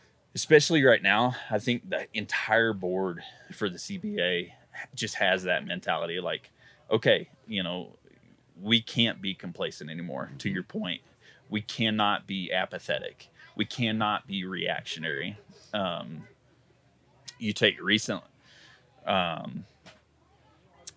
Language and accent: English; Georgia, United States; moved away as an adult; now in Colorado, United States; I moved here from Georgia 13 years ago.